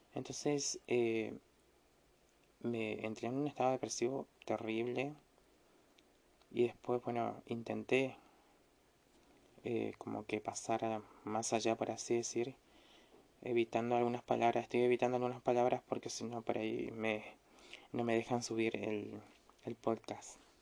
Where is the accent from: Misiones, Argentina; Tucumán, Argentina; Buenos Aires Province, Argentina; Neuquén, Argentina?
Misiones, Argentina; acá en Misiones en mi ciudad natal